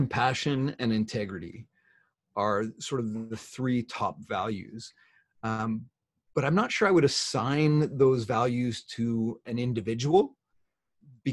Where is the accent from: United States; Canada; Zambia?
Canada; I'm Canadian